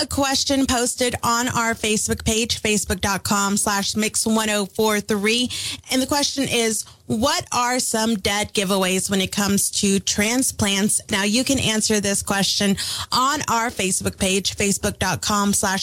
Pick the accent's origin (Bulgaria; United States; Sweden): United States; Texas; moved away as an adult; now in Grand Junction, United States; I am from Texas and I moved here less than a year ago.